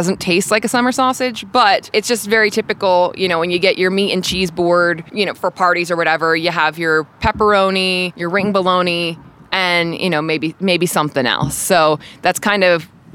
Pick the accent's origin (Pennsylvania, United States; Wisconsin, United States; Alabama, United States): Pennsylvania, United States; Reading; also born or lived in Philadelphia, Pennsylvania; now in Kansas City, United States; my hometown of Reading, Pennsylvania, we have a really big Hispanic population